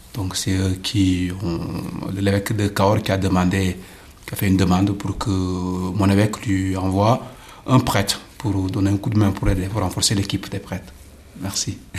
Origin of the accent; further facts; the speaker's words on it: Ziguinchor, Senegal; moved away as an adult; now in Figeac, France; dans ma région d'origine, la région de Gigachon, la Casamance